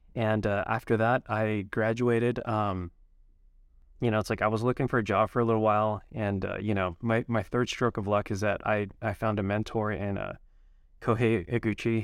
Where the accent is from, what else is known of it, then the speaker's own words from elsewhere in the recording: Utah, United States; also born or lived in Holladay, Utah; born and raised in Utah.